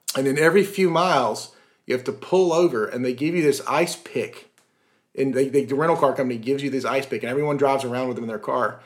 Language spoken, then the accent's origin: English; Atlanta, Georgia, United States; I grew up in Atlanta